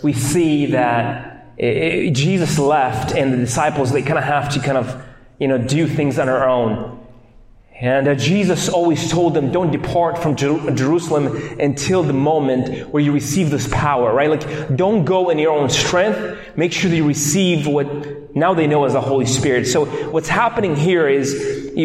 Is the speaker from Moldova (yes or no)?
yes; Moldova; moved away; I am from Moldova